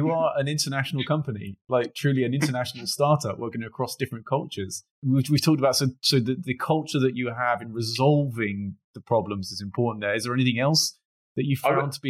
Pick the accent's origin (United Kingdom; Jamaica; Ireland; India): United Kingdom; I work internationally, so I'm British, I work in Swiss markets, in German market, French market.